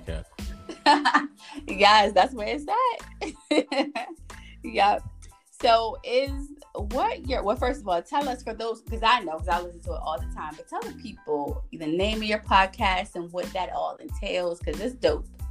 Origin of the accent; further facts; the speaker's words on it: Baltimore, Maryland, United States; I'm from Baltimore